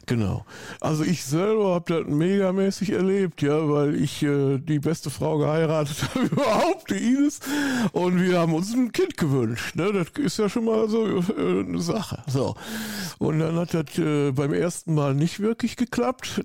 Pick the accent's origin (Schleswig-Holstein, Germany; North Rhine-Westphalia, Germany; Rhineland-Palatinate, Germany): North Rhine-Westphalia, Germany; Hückeswagen; accent: Rhineland; now in Austria; ursprünglich bin ich Bergischer Jung. Ich komme aus der Nähe von Köln